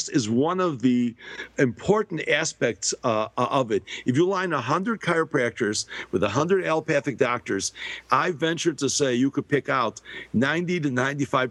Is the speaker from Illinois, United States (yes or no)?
yes; Chicago, Illinois, United States; also born or lived in Shanghai, China; growing up in Chicago